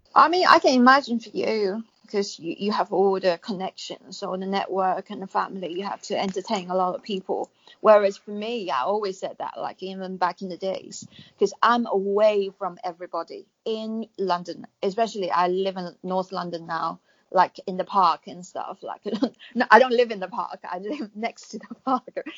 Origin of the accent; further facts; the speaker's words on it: China; moved away; I was going to go back to China, but because I'm British national now